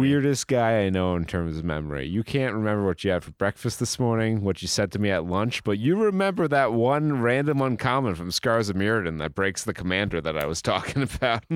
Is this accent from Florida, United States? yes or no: no; New York City, New York, United States; we're a Bronx family